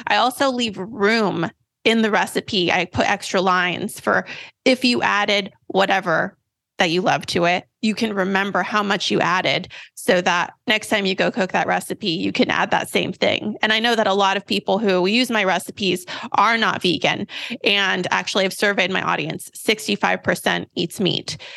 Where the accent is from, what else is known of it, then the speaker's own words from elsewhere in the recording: Sacramento, California, United States; I have grown up in Sacramento, California